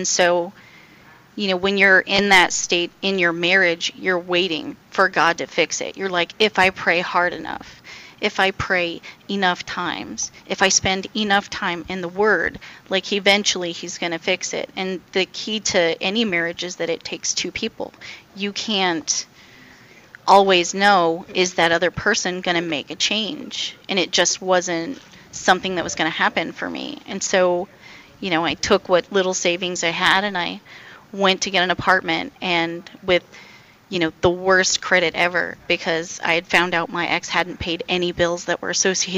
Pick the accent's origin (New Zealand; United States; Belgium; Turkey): United States; Fort Worth, Texas; I am from Fort Worth, Texas.